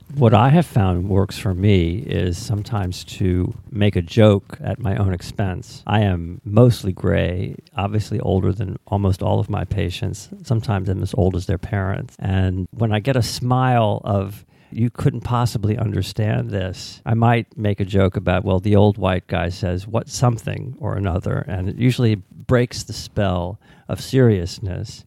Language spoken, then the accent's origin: English; United States; as an American